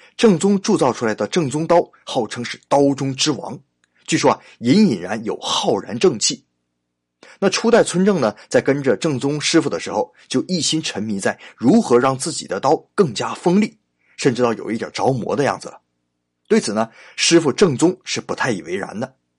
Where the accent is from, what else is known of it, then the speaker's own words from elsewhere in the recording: China; 按我们中国人的习惯